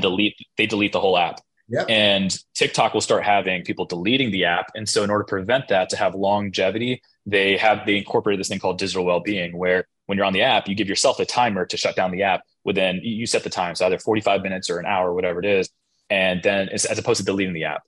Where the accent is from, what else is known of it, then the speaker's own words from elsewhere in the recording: United States; being an American is um, part of our tribe is being multicultural